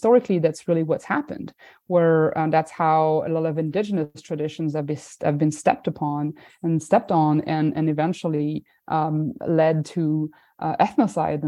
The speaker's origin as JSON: {"language": "English", "country": "France", "said": "I'm from France"}